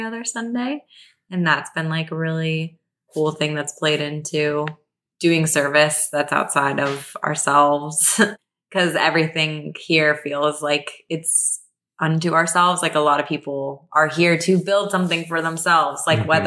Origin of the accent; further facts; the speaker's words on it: Phoenix, Arizona, United States; now in Los Angeles, United States; I'm from Phoenix